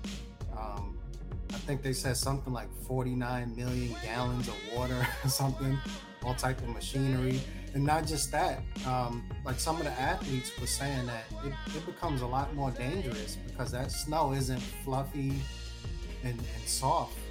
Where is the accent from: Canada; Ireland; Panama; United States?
United States; New York City, New York; growing up in the Bronx